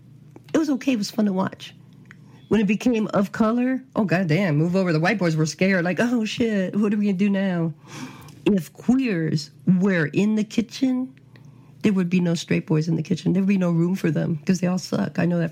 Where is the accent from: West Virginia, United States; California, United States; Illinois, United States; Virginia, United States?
California, United States; now in Phoenix, United States; I'm a Californian